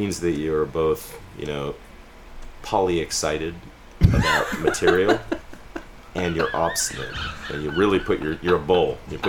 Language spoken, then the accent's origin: English; Berkeley, California, United States; born there; But I'm 46 years old. I was born on May 21st, 1967, to very young parents in Berkeley, California. Right? I was at Alta Bates Hospital.